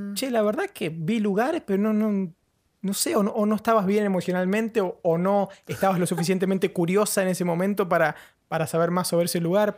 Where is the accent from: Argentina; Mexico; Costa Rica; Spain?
Argentina; Patagonia; now in London, United Kingdom; soy de la Patagonia y tengo una pingüinera a nada